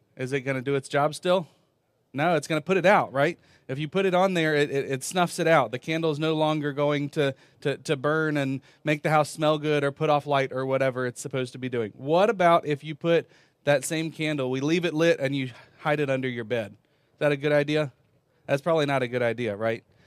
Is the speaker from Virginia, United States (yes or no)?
yes; Virginia, United States; moved away as an adult; also born or lived in North Carolina; I was born in North Carolina, lived most of my life in Virginia